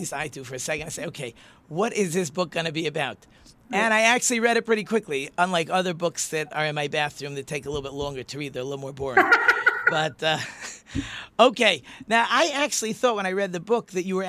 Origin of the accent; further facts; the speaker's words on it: Hornell, New York, United States; moved away; I grew up in upstate New York.